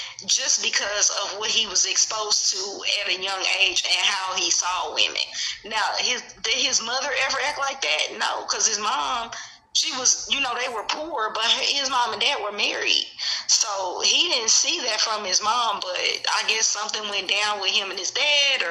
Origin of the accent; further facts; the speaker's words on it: Kansas City, Missouri, United States; I'm from Kansas City. So we had our projects was called Shoto, Wayne Minor, TV Watkins